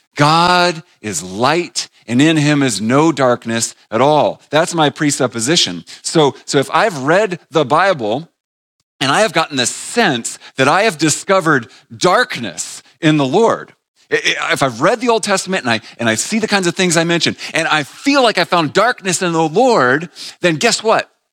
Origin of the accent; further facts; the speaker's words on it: New England, United States; moved away; I grew up in New England, about an hour and a half north of Boston